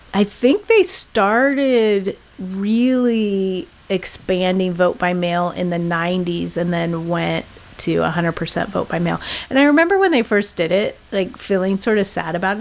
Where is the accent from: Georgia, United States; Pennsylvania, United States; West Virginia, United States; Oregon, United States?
Oregon, United States; I'm from Oregon